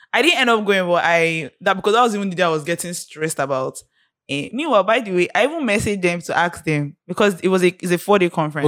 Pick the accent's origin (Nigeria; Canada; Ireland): Nigeria; being Nigerian, growing up in Nigeria